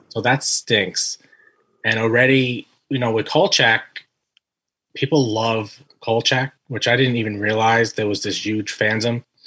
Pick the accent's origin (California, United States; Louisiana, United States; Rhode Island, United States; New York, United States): New York, United States; New York City; moved away as an adult; now in Staten Island, United States; I'm originally from Brooklyn. Then we I moved to Staten Island about 11 years ago